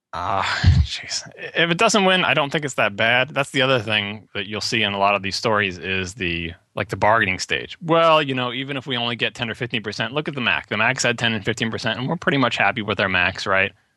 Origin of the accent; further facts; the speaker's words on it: Long Island, New York, United States; accent: Long Island; I grew up on Long Island